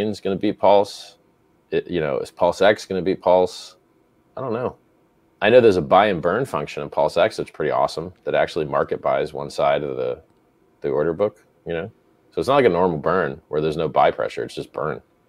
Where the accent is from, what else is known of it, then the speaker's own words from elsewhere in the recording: United States; moved away; as an American living outside America